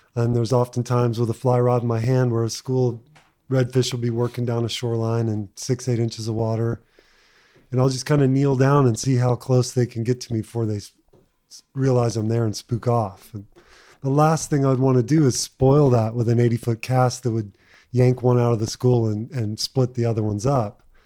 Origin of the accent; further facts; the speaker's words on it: Texas, United States; growing up in Texas